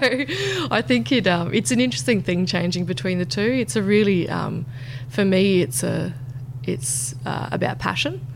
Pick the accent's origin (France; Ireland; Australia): Australia; Roma, Queensland; moved away; I'm from Roma, out in Western Queensland.